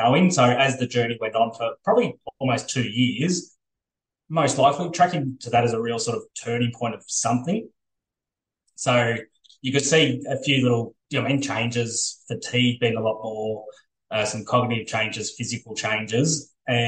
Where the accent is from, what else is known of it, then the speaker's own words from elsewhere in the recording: Ballarat, Victoria, Australia; I grew up in Ballarat